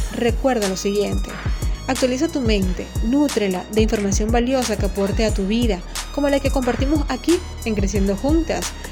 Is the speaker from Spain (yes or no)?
no; Venezuela; moved away as an adult; now in Honduras; soy venezolana